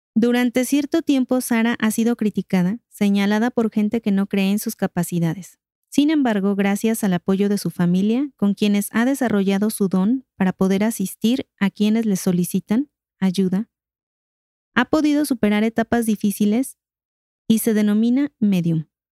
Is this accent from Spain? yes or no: no; Mexico; nosotros como, como mexicanos